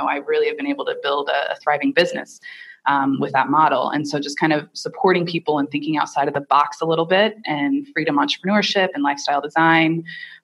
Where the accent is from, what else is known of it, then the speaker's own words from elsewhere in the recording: Indiana, United States; I grew up in Indiana with, you know, white Anglo-Saxon Protestant parents and grandparents